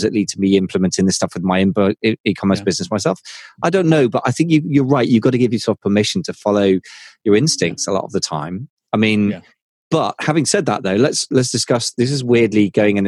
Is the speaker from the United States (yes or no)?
no; United Kingdom; I'm British